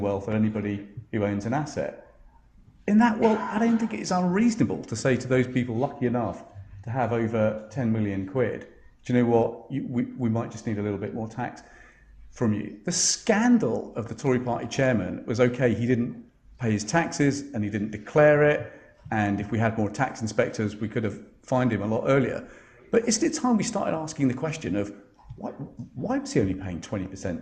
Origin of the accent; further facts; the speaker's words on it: Essex, East of England, United Kingdom; I grew up in Essex